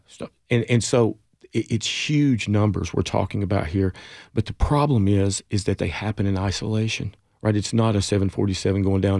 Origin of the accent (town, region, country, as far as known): Jonesborough, Tennessee, United States; born or raised there; also born or lived in Johnson City, Tennessee